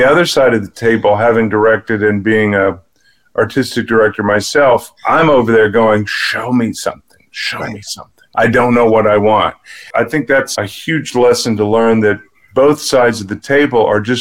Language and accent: English; Atlanta, Georgia, United States; moved away; also born or lived in New York; I'm from Atlanta